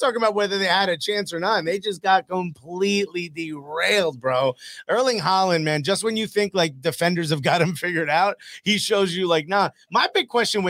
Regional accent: Newark, New Jersey, United States; I'm from Newark, New Jersey

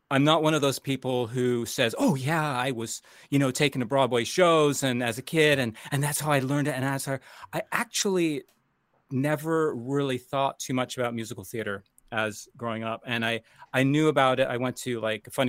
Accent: Toronto, Ontario, Canada; also born or lived in United States; I'm Canadian and American, um, but I started in Canada as um, really studying as a youngster um, classical composition at uh, the Royal Conservatory in Toronto

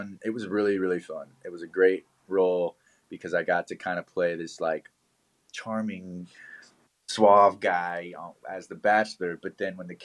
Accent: Richmond, Virginia, United States; moved away as an adult; now in Los Angeles, United States; Richmond, Virginia, which is where I went to high school.

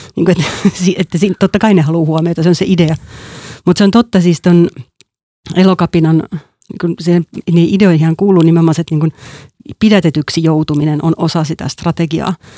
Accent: Helsinki, Uusimaa, Finland; also born or lived in Porvoo

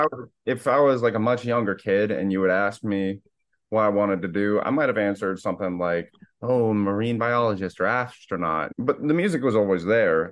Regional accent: Naples, Florida, United States; moved away as an adult; now in Boston, United States; I'm from Naples, Florida, and I lived there pretty much all my life up till eighteen

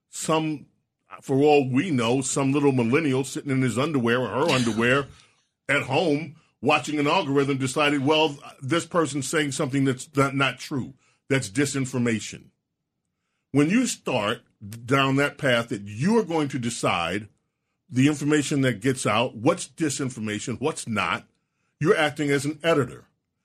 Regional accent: New York, United States; Okay, I am a Dallas Cowboy fan. Born and raised in New York. That's right. All my life.

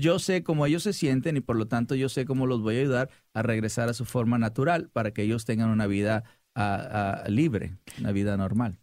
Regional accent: Sinaloa, Mexico; como decimos los, los sinaloenses

